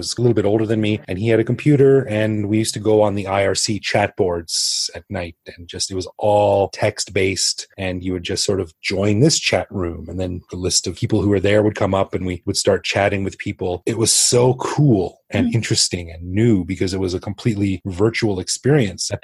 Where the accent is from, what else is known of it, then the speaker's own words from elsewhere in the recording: Canada; moved away as an adult; now in Bangkok, Thailand; I'm a Canadian. I came to Bangkok, Thailand, when I was 26 in 2001